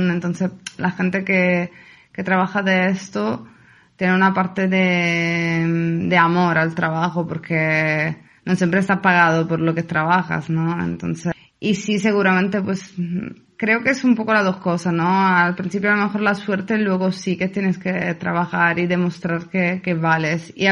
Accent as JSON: {"language": "Spanish", "town": "Palermo", "region": "Sicily", "country": "Italy", "second_language": "Spanish", "moved": "as an adult", "lives_now": "Spain", "said": "de, Sicilia, de la isla que está al sur de Italia."}